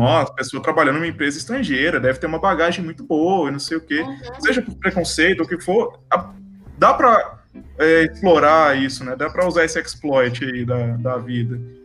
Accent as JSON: {"language": "Portuguese", "country": "Brazil", "accent": "Brazilian", "said": "Eu tenho sotaque de brasileiro"}